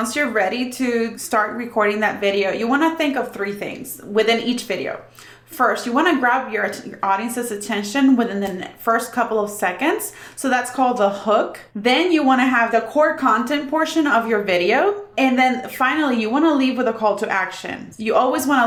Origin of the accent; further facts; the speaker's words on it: Puerto Rico; I'm from Puerto Rico